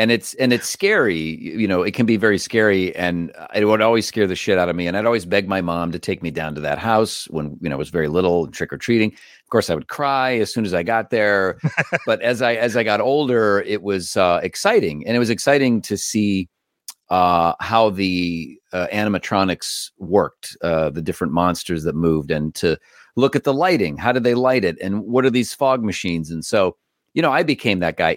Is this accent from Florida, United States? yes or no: no; Cleveland, Ohio, United States; moved away; I grew up in Cleveland.